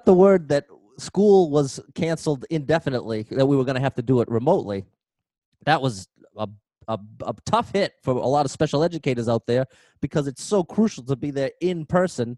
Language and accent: English; Haverhill, Massachusetts, United States; also born or lived in Methuen, Massachusetts; I'm actually from Haverhill, Massachusetts, but now I'm working in Methuen, Massachusetts